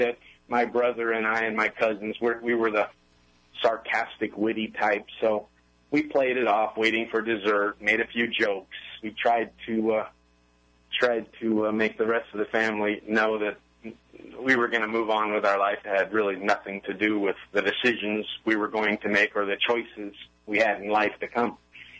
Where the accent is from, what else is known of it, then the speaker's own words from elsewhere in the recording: Oakland, California, United States; born there; Oakland, California. I was born in Oakland, California. We were a Navy family, so we moved around a bit, but we always came back to California.